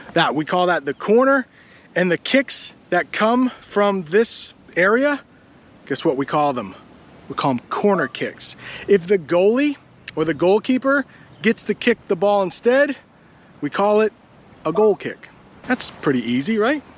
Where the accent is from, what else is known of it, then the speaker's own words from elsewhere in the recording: United States; I'm an American